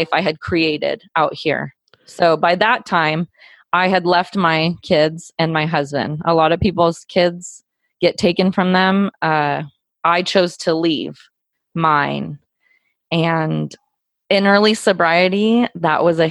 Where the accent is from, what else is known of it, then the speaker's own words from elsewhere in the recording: Southern California, United States; now in Joplin, United States; I grew up in Southern California